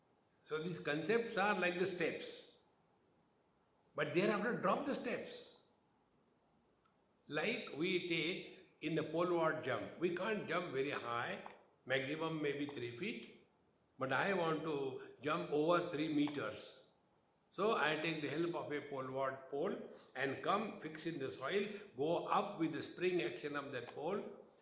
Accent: Mumbai, Maharashtra, India; Don't you know I am from Mumbai? And what happens in Mumbai? In Maharashtra, everything is maha, not chota.

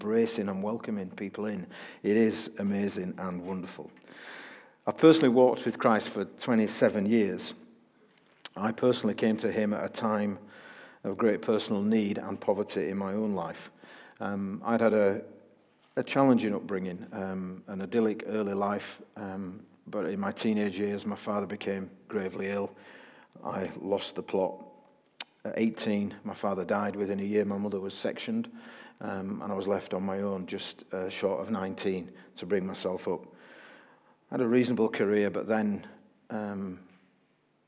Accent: Bradford, Yorkshire and the Humber, United Kingdom; my hometown of Bradford

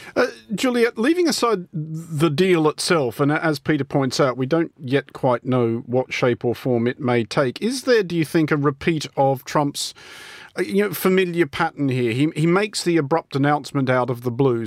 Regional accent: Australia; first language English; grew up on an English-speaking island, um, that being Australia

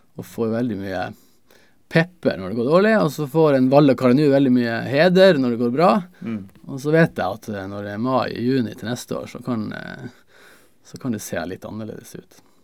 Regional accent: Narvik, Nordland, Norway; also born or lived in England; now in Tromsø, Norway; jeg er fra Beisfjord

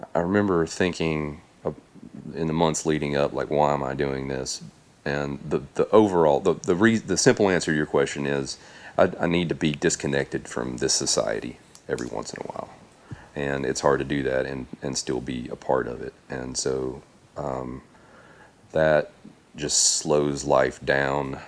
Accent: Tennessee, United States; I grew up in Tennessee

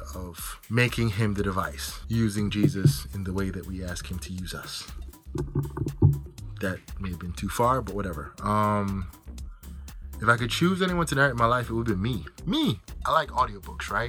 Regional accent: Jamaica; I'm Jamaican

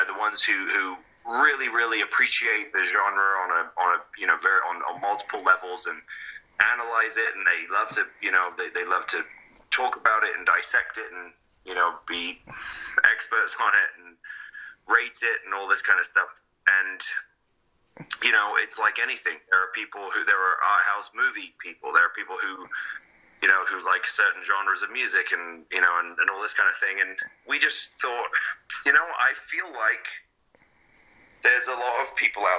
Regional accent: England, United Kingdom; growing up in England

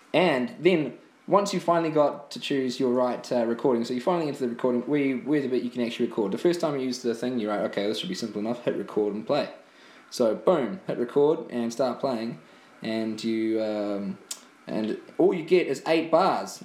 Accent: New Zealand; now in Ireland; New Zealand, which is my homeland

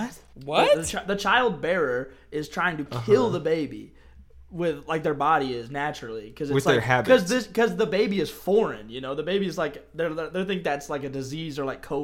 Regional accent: San Antonio, Texas, United States; I was born in San Antonio, Texas

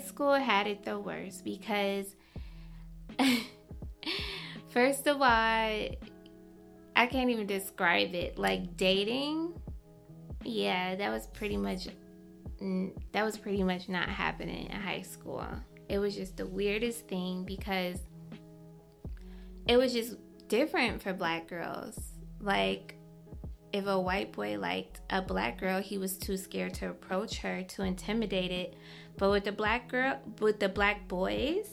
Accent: Detroit, Michigan, United States; I remember when we moved out to the suburbs from Detroit. Like, I remember going to high school

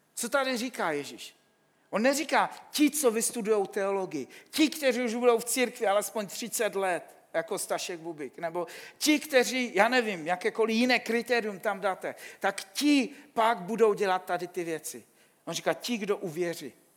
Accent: Silesia, Czechia; já pocházím ze Slezska

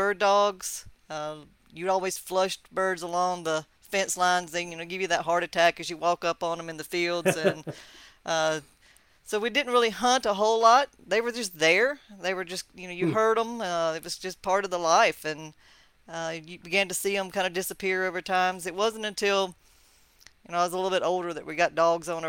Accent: South Georgia, United States; I grew up in Georgia, and so this has been home

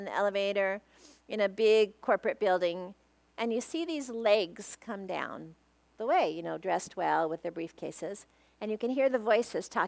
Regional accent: Torrance, California, United States; I was raised working poor in Torrance

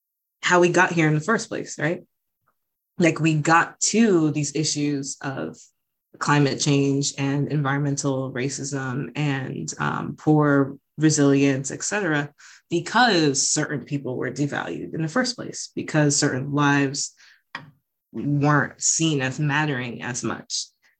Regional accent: Jamaica; now in United States; The fact that environmental injustices harm people like myself, but also people of my family, right? As Jamaican immigrants, as people who are islanders, and so on and so forth. As queer Black women existing in America

